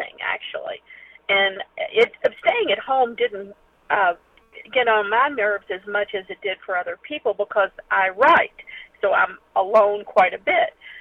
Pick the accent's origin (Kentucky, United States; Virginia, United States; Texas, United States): Kentucky, United States; I'm from Kentucky